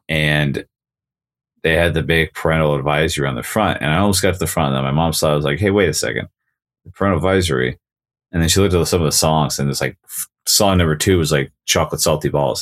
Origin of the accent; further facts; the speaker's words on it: Nevada, United States; I grew up in Nevada